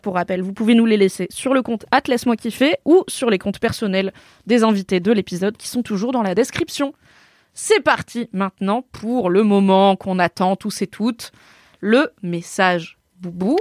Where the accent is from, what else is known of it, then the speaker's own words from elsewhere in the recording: Drôme, Auvergne-Rhône-Alpes, France; château de Grignan, c'est donc dans la Drôme là où j'ai grandi